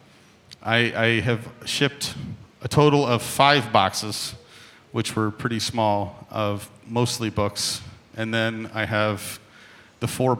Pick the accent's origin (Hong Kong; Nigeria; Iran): Hong Kong; moved away; growing up in Hong Kong